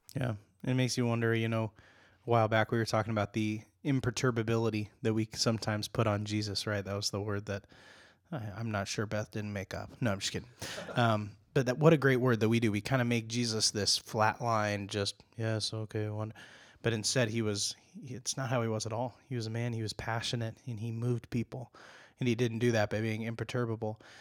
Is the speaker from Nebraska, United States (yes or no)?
yes; Nebraska, United States; moved away; I grew up and spent a lot of my time growing up in Nebraska